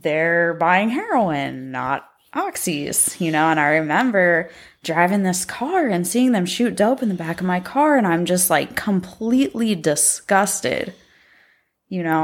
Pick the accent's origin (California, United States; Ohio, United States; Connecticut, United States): Ohio, United States; Pickaway County; also born or lived in Columbus, Ohio; I grew up in Pickaway County